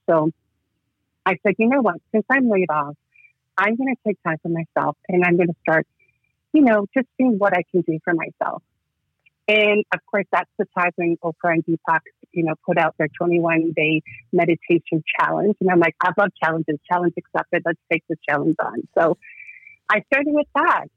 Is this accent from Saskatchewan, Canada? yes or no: no; Toronto, Ontario, Canada; also born or lived in Georgia; So I live in Toronto, Ontario, Canada. I immigrated from Georgia, South of Russia, when I was four years old, and I've been living in Toronto ever since then